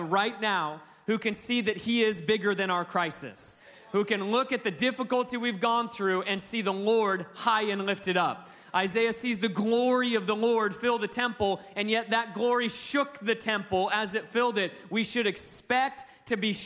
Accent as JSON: {"language": "English", "region": "Alaska", "country": "United States", "tie": "born or raised there", "moved": "yes", "said": "I'm from Alaska, real small town. It's like, you know, we're doubling the population of the town I grew up in right now as a family."}